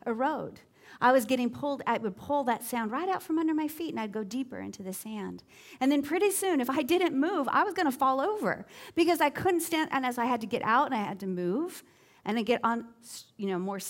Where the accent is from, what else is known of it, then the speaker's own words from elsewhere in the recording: Southern California, United States; now in Southwest Florida, United States; I grew up at beaches in Southern California, and I went to beaches from before the time I could walk all the way up through high school